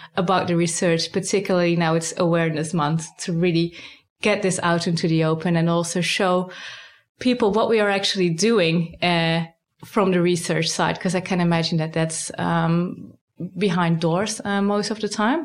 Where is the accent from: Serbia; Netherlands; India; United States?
Netherlands; moved away as an adult; now in Sydney, Australia; I'm originally from the Netherlands, but I was really recruited here